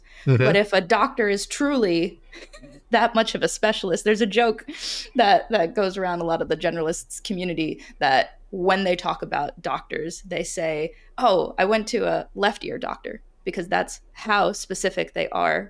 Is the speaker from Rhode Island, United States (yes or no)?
yes; Rhode Island, United States; growing up in Rhode Island, a lot of kids were going to Brown. They were going to Yale.